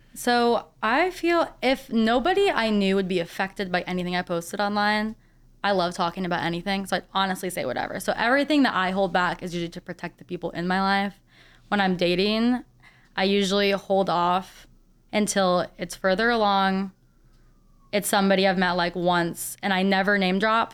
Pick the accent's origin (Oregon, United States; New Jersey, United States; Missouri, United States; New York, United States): Missouri, United States; St. Peters; now in St. Louis, United States; I grew up in the St. Peter's area, so out in the suburbs